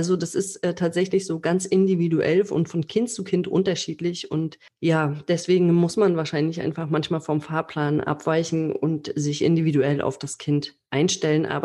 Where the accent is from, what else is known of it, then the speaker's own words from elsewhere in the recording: Baltic coast, Germany; ich habe nämlich dann den Fehler gemacht, dass ich immer wieder in meine Heimat gefahren bin, an die Ostsee